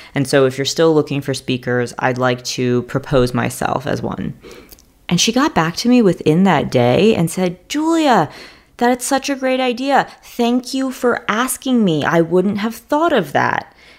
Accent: New York City, New York, United States; moved away as an adult; also born or lived in Stanford, California; now in Charlotte, United States; I'm from New York City. I went to a math and science high school called Stuyvesant High School

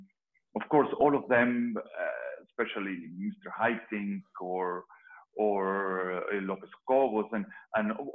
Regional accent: Venezuela; moved away as an adult; also born or lived in Liverpool; I'm Venezuelan

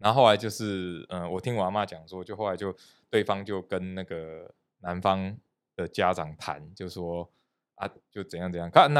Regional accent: central-southern Taiwan, Taiwan; 因为我是中南部人嘛

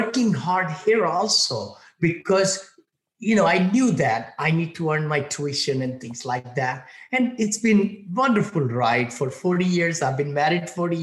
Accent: India; moved away as an adult; now in United States; when I was growing up in India

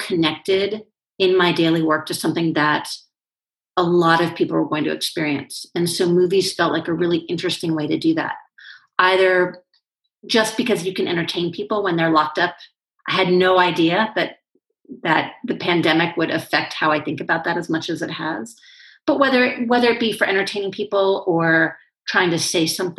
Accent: Washington, District of Columbia, United States; I grew up in Washington, D.C., so the political capital of the United States.

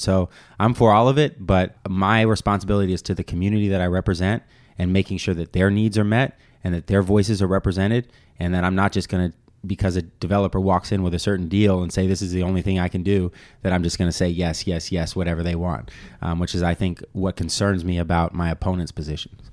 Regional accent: Bay Area, California, United States; I was born and raised here in the Bay Area

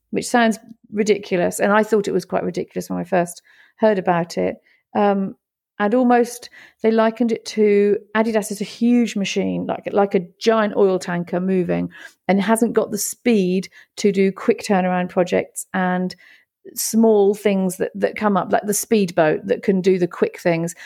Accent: Great Yarmouth, East of England, United Kingdom; moved away as an adult; also born or lived in Italy; Great Yarmouth is my hometown. It's where my family come from. It's where I've grown up.

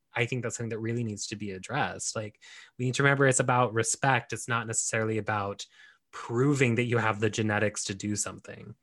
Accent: United States; we are both Mexican and we are American

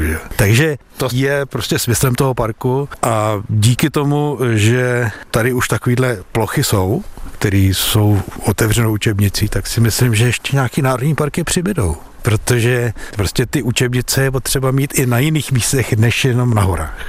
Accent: Klatovy, Plzeň Region, Czechia; podmínky, jaký já jsem znal z Klatov, když jsem byl malý.

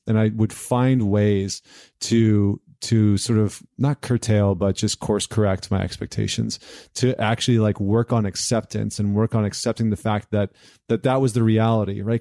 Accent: Edmonton, Alberta, Canada; I grew up in Edmonton

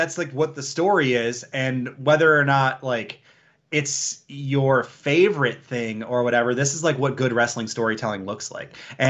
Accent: Detroit, Michigan, United States; I'm from Detroit, man.

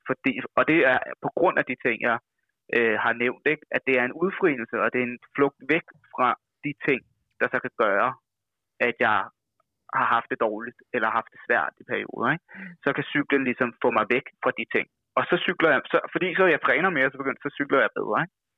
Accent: Værløse, Capital Region of Denmark, Denmark; moved away as an adult; now in Copenhagen, Denmark; vokset op ude omkring, øh, Værløse, hedder det

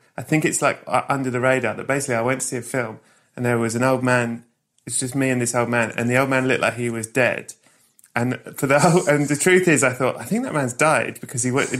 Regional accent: England, United Kingdom; I'm very English and repressed.

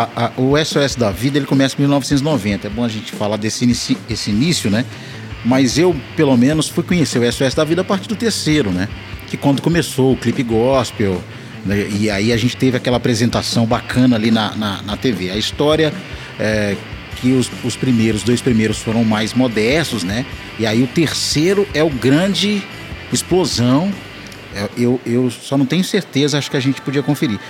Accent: Belo Horizonte, Minas Gerais, Brazil; sou de BH, estou em BH

